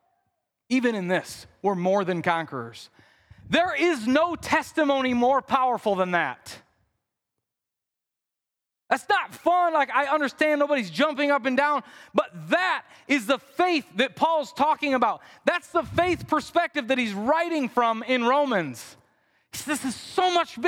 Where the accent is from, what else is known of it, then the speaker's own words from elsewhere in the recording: Midwest, United States; I'm from the Midwest. I say things like root.